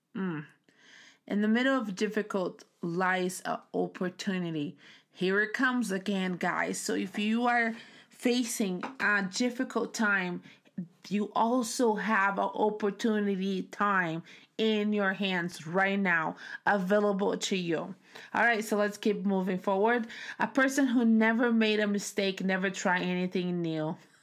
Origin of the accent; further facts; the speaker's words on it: Brazil; English is a second language; now in United States; growing up in Brazil